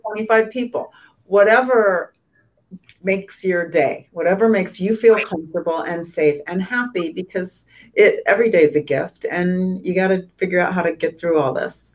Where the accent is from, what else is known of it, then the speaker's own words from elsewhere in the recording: San Diego, California, United States; Growing up in San Diego, we spent a lot of time in the Coachella Valley.